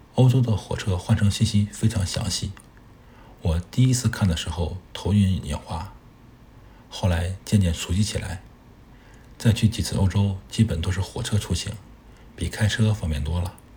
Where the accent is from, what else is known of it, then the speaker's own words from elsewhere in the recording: China; 作为一个中国人